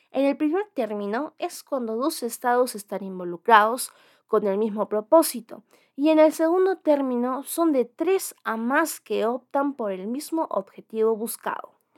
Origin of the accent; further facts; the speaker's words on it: Peru; nuestro Estado peruano